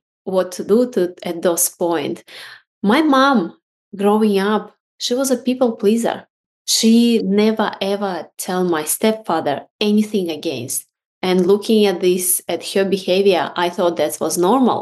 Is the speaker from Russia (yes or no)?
yes; Russia; now in Australia; I was born in Russia